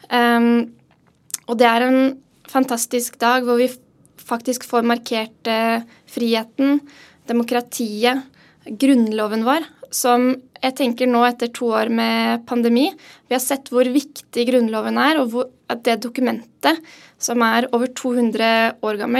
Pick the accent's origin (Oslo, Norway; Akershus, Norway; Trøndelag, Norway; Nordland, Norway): Oslo, Norway; Ja, jeg er jo fra Oslo, fra Kjelsås. Eh, så jeg har gått, eh, gått noen turer forbi Slottet på 17. mai.